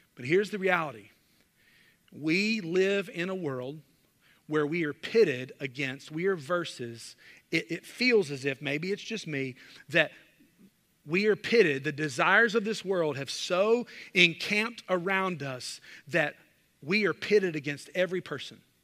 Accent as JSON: {"language": "English", "region": "the South", "country": "United States", "tie": "born or raised there", "said": "growing up in the South"}